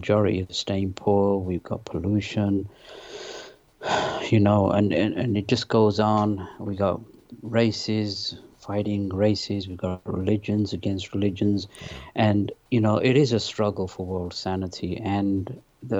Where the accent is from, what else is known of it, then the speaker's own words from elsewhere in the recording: London, United Kingdom; also born or lived in Pakistan / north of England; now in United States; I was born in Pakistan. My parents moved to England when I was 3. I lived in the north of England. Then we moved to London when I was 10